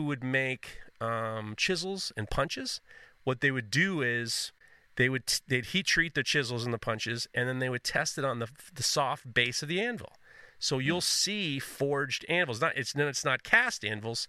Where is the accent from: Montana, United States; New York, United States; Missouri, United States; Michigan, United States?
New York, United States; New York City; also born or lived in Brooklyn; I'm from Manhattan.